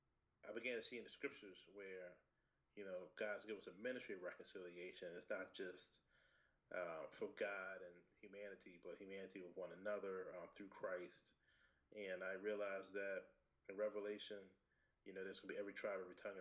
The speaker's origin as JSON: {"language": "English", "town": "Richmond", "region": "Virginia", "country": "United States", "tie": "born or raised there", "said": "I'm from Richmond, Virginia. I've actually lived here my whole life"}